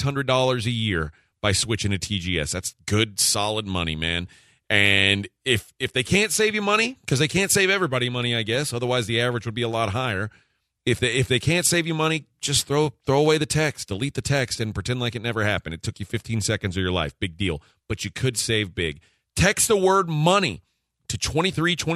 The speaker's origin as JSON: {"language": "English", "area": "Brazoria County", "region": "Texas", "country": "United States", "tie": "born or raised there", "said": "when I was a kid, growing up in Brazoria County"}